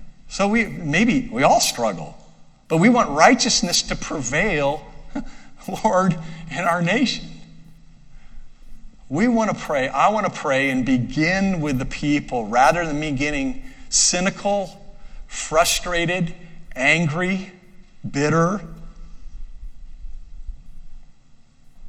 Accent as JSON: {"language": "English", "country": "United States", "said": "I'm an American citizen"}